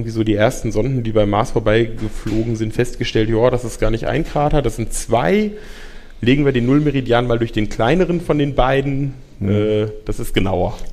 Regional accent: Frankfurt, Hesse, Germany; Ja, also ich komme aus Frankfurt ähm, und in Frankfurt haben wir den wunderbaren Dienstsitzen

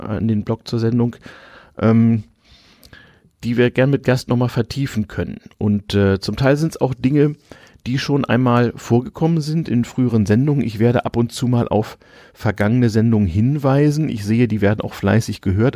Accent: Germany; also born or lived in Sweden

